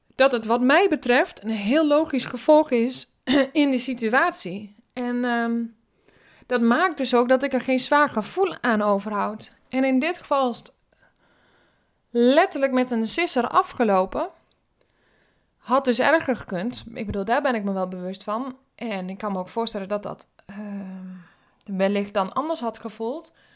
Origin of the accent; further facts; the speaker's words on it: Drenthe, Netherlands; ik kom uit Drenthe, daar ben ik opgegroeid.